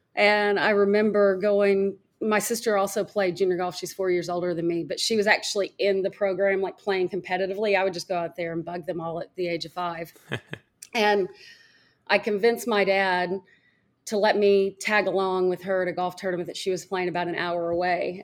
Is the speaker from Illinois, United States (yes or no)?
no; Fayetteville, Arkansas, United States; I grew up in Fayetteville, Arkansas